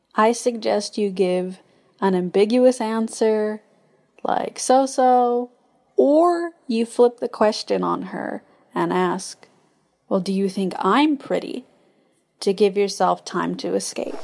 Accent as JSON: {"language": "English", "country": "United States", "moved": "as an adult", "lives_now": "Japan", "said": "I am an American living in Japan since twenty eleven"}